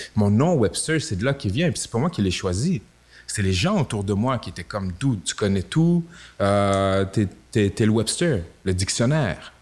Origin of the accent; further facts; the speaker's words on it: Quebec City, Quebec, Canada; je viens de Limoilou, euh, à Québec